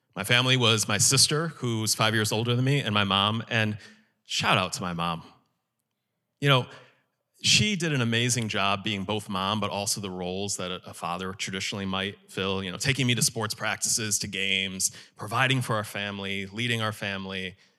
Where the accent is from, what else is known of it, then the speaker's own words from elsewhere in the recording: Chicago suburbs, Illinois, United States; moved away as an adult; I moved from the Chicago suburbs down here to be a student